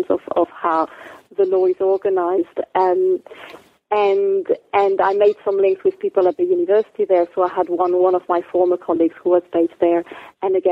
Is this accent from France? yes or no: yes; France; moved away; also born or lived in Djibouti / Nottingham; I'm from France originally